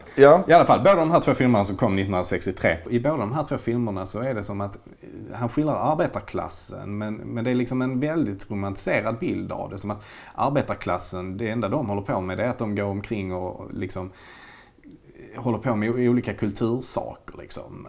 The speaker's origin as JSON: {"language": "Swedish", "town": "Malmö", "region": "Skåne", "country": "Sweden", "said": "vi är ju båda Malmöbor"}